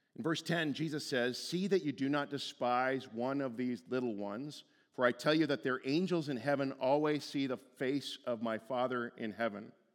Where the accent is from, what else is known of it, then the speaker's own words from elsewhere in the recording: Stouffville, Ontario, Canada; moved away as an adult; Stouffville was where I went to high school. Li-, like, that was my hometown.